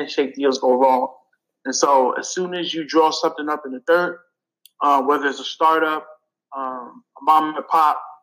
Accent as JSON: {"language": "English", "town": "New York City", "region": "New York", "country": "United States", "tie": "born or raised there", "said": "I grew up in Brooklyn"}